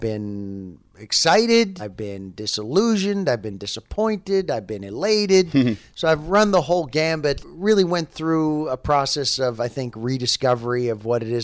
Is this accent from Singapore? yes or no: no; New York, United States; I grew up in New York and was doing theater and got discovered there